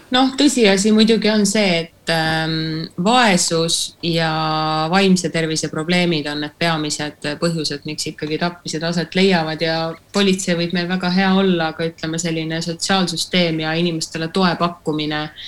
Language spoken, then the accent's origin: Estonian; Tallinn, Harju County, Estonia; born or raised there; moved away